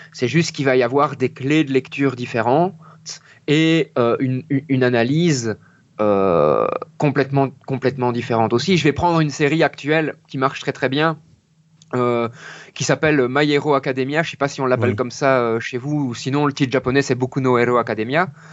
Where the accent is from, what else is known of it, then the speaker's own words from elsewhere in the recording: Mons, Wallonia, Belgium; je viens de Belgique